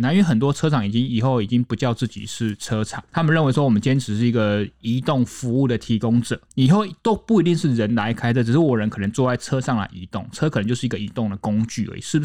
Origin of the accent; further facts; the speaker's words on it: central and southern Taiwan, Taiwan; 我不是在台北土生土长，我也不是在台北那个念书的，是。所以我很多时间都在中南部